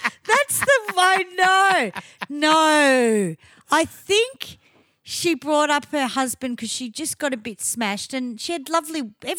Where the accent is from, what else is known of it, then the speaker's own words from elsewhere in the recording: Australia; because we're Aussie